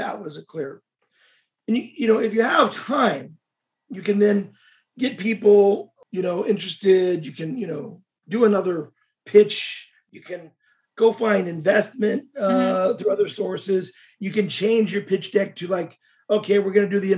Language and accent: English; United States; also born or lived in Russia; I'm American, so my business experience was all Russian